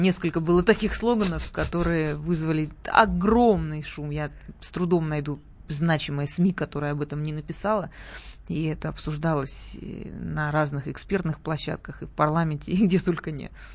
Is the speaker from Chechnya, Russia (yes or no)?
no; Sochi, Krasnodar Krai, Russia; moved away; откуда я родом, э, на Кубани и в Сочи